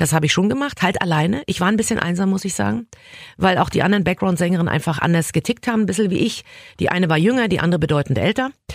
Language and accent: German; Berlin, Germany; ich verlasse jetzt mein Heimatland und meine Heimatstadt